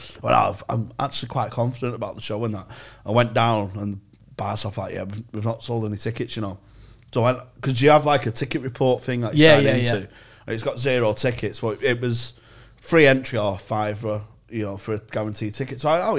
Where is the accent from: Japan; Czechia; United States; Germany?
Czechia; I'm from the Czech Republic.